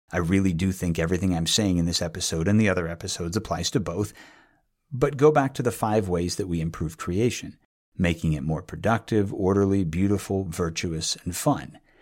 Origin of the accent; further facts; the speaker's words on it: New England, United States; moved away; also born or lived in Northern California; I'm from New England